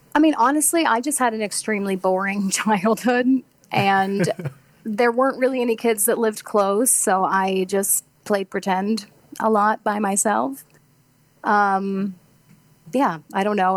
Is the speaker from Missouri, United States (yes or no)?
yes; Farmington, Missouri, United States; moved away; I'm from Farmington, Missouri.